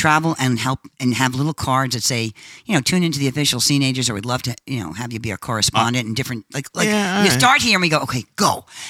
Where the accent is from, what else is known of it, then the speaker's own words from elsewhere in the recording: Mount Vernon, New York, United States; He from Mount Vernon, New York, where I'm my hometown